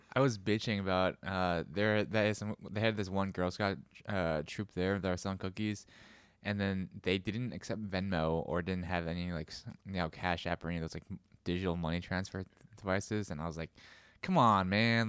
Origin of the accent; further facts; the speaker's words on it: United States; my parents were immigrants, so, I was a first generation American